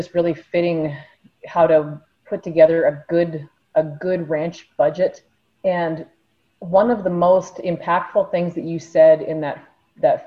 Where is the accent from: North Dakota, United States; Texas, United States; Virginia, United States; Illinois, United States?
North Dakota, United States; Washburn; moved away as an adult; now in Nebraska, United States; I grew up in North Dakota on a small ranch